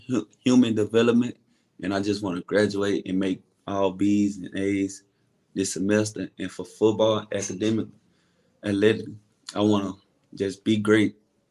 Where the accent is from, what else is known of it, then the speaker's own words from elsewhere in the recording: Kentwood, Louisiana, United States; Kentwood, Louisiana. It's like an hour away from Baton Rouge in New Orleans.